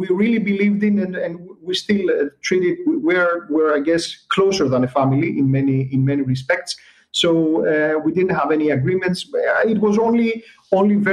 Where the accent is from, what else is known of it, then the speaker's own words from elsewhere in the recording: Greece; we're coming from Greece